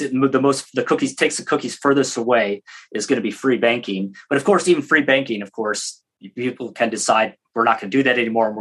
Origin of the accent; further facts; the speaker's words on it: Michigan, United States; I grew up in Michigan near the Canadian border